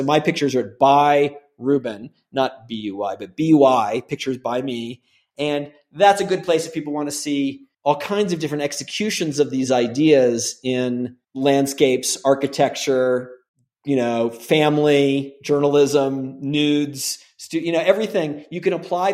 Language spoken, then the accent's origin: English; Gainesville, Florida, United States; also born or lived in Bay Area, California / Los Angeles / San Francisco; now in Santa Fe, United States; I'm from Gainesville, Florida